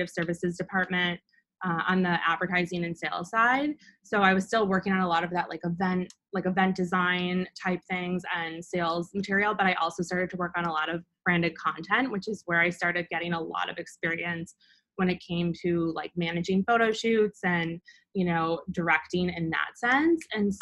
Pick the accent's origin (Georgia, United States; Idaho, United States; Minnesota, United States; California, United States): Minnesota, United States; Mendota Heights; moved away as an adult; also born or lived in Des Moines, Iowa; now in New York, United States; I'm originally from Minnesota. I grew up in a suburb called Mendota Heights, which is where my family still lives